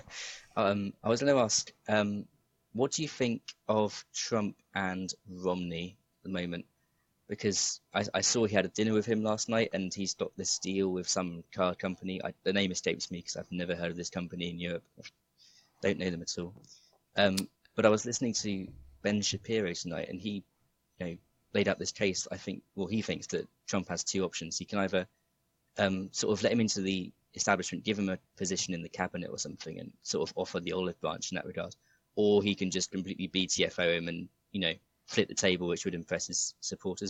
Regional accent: England, United Kingdom; I'm from England

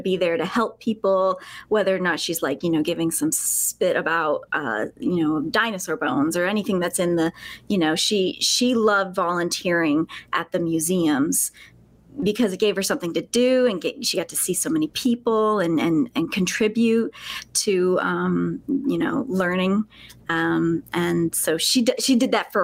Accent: Alabama, United States; moved away as an adult; I was a spelunker for many years throughout high school and even middle school, high school, and then here a bit after before I moved away from Alabama, which is where I'm from

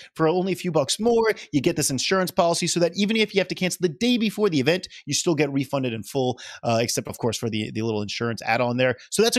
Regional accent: New Orleans, Louisiana, United States; I'm from New Orleans.

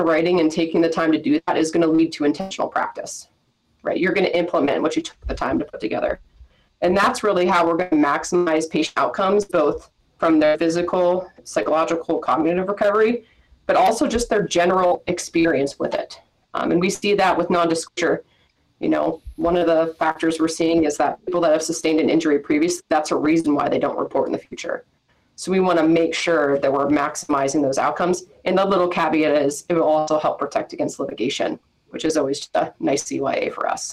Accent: Erie, Pennsylvania, United States; also born or lived in Virginia / Michigan; now in Pittsburgh, United States; I'm from Erie, Pennsylvania, originally born and raised

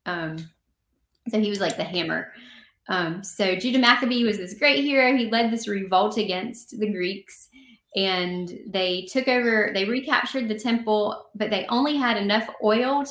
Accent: the South, United States; I'm from the South

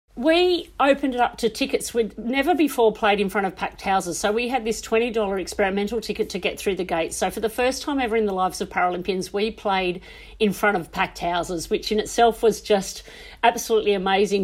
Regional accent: Australia; we are so lucky as Australian athletes that we live in this absolutely sport passionate nation

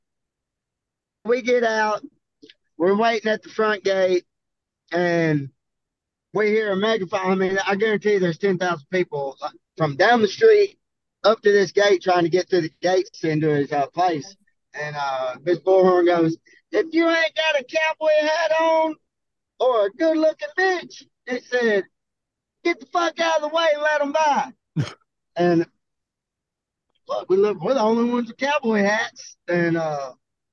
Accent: Hamburg, Arkansas, United States; I'm from Milo, I'm from Hamburg, Arkansas

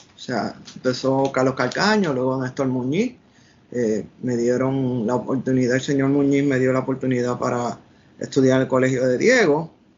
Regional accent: Puerto Rico; moved away as an adult; also born or lived in Washington, United States; yo salí de Puerto Rico

